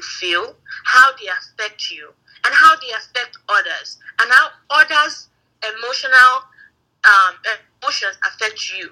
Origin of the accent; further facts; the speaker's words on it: Nigeria; from Nigeria, married to this man